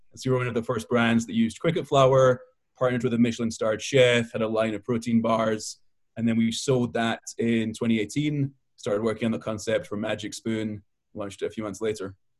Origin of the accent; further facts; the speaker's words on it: Scotland, United Kingdom; also born or lived in Israel; now in Brooklyn, United States; I live in Brooklyn. I was born in Israel and I grew up in Scotland